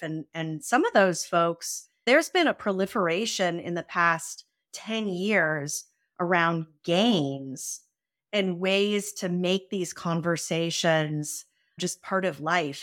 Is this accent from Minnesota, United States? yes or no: no; San Francisco, California, United States; I grew up in San Francisco in the eighties